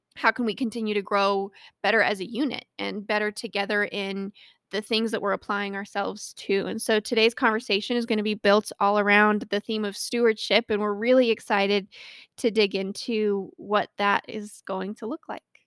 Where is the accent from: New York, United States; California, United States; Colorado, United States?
Colorado, United States; born or raised there